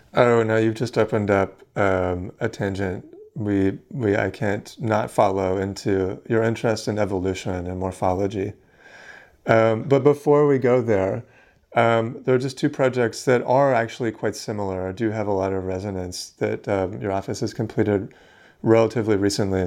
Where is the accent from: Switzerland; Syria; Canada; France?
Canada; Vancouver, British Columbia; I'm from Vancouver, um, and obviously grew up with that building as a part of my, a significant part of my life.